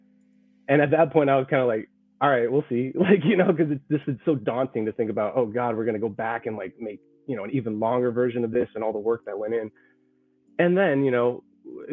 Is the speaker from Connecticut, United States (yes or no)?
no; the Bay Area, California, United States; We're all from the Bay Area.